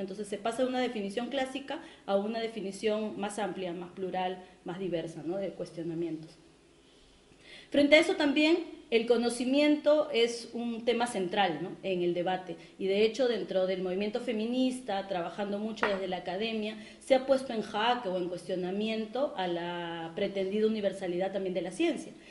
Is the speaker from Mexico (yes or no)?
no; Peru; en mi país, en el caso del Perú